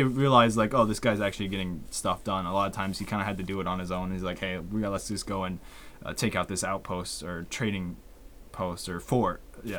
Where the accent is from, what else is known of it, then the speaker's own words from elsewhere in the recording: United States; we're American.